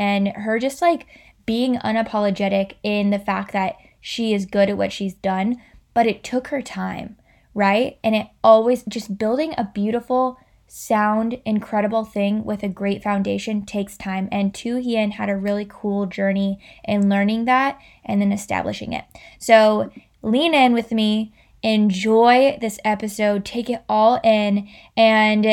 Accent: Florida, United States; I was born in Florida

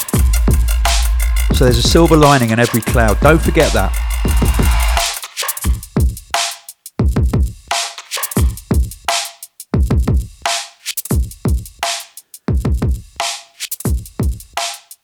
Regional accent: United Kingdom; I'm British.

